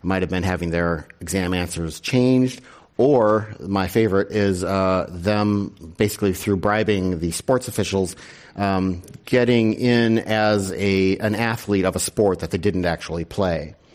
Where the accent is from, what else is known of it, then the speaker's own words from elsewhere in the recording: Wisconsin, United States; I'm from Wisconsin.